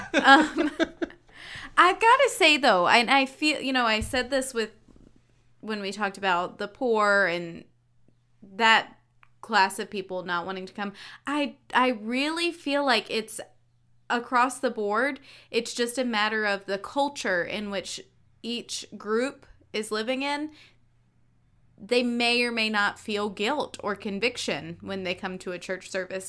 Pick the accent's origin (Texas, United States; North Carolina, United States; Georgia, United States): North Carolina, United States; I was raised in North Carolina